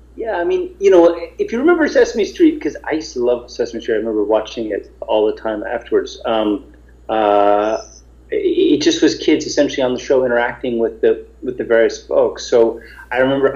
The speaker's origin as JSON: {"language": "English", "region": "New York", "country": "United States", "tie": "born or raised there", "said": "I grew up in New York"}